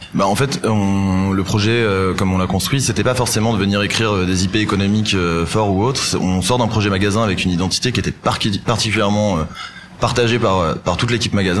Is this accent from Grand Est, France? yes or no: yes; Nancy, Grand Est, France; now in Valence, France; je suis originaire de Nancy